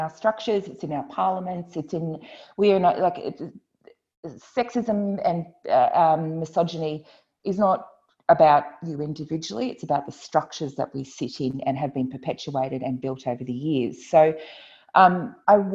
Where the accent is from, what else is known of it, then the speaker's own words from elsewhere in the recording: Queensland, Australia; I grew up in Queensland, so I know those landscapes